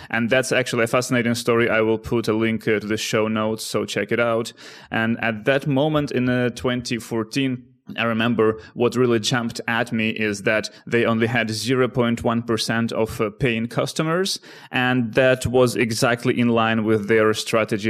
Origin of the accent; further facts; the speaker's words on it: Ukraine; also born or lived in Netherlands; now in Amsterdam, Netherlands; one guy from my hometown in Ukraine and another, uh, from the Netherlands where I live right now